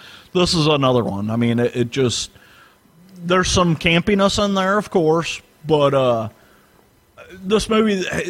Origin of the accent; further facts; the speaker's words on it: St. Louis, Missouri, United States; I grew up in St. Louis.